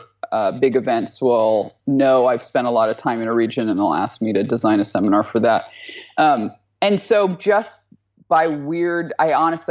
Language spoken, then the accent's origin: English; Alaska, United States; moved away; I'm from Alaska.